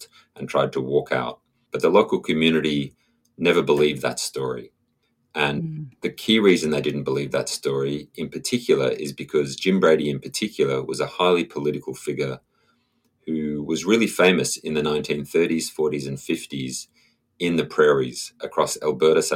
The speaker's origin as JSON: {"language": "English", "country": "Australia", "also_born_or_lived": "Sydney, New South Wales, Australia", "moved": "as an adult", "lives_now": "Canada", "said": "I'm Australian originally, and for the 13 years before I moved to Canada, I was living in Sydney in New South Wales"}